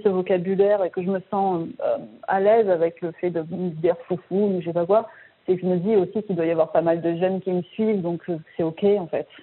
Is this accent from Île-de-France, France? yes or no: no; Marseille, Provence-Alpes-Côte d'Azur, France; je viens de Marseille